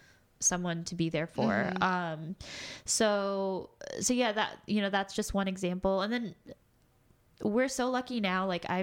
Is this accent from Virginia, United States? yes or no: yes; Virginia, United States; growing up in Southern or not, it wasn't really Southern, it's like mid Virginia, I guess, where we were at the time.